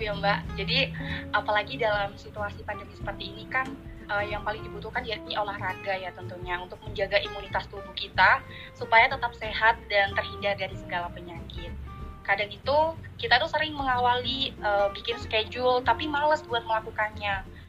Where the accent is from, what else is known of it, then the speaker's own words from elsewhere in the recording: Sidoarjo, East Java, Indonesia; asal dari Sidoarjo